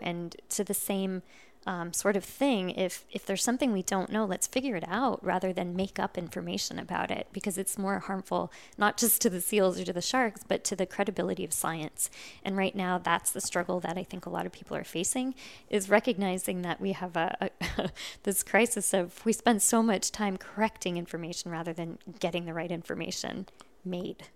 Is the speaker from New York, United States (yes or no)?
no; California, United States; now in Cape Cod, United States; I grew up in California